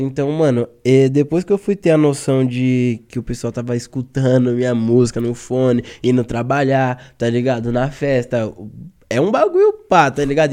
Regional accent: São Paulo, Brazil; nós que é paulista

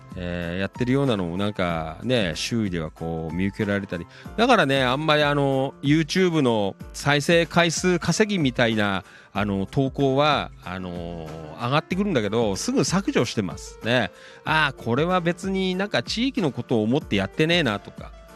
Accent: Noda, Chiba, Japan; もちろん野田は出身地なんですけど

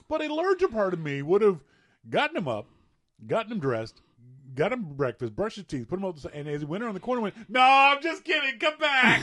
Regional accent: Nova Scotia, Canada; moved away; in my Nova Scotia brain

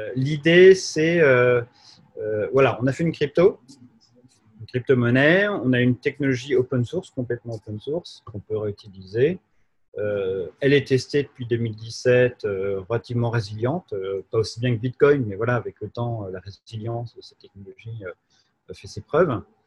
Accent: Jura, Bourgogne-Franche-Comté, France; also born or lived in Paris; on a fait une coopérative en France, chez moi, dans le Jura.

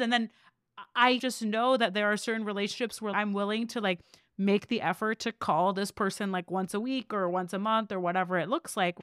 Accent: Seattle, Washington, United States; now in Austin, United States; I grew up in Seattle.

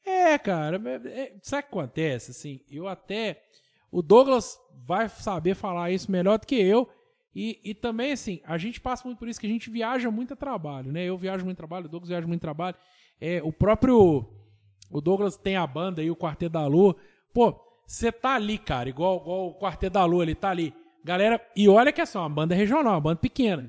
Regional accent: Tocantins, Minas Gerais, Brazil; eu sou de Tocantins, do lado de Rodeiro

